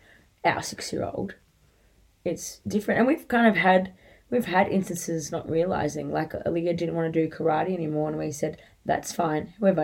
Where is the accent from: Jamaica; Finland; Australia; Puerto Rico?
Australia; Swimming in our family is a non-negotiable extracurricular activity that you are to do as a part of being an Australian, like, and living an Aussie life near the water.